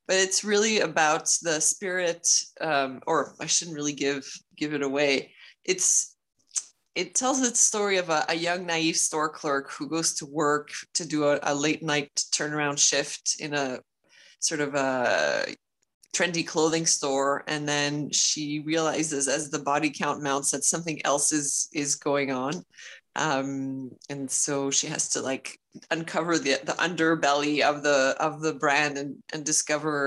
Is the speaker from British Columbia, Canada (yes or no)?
no; Montreal, Quebec, Canada; also born or lived in Boston; I'm originally from Montreal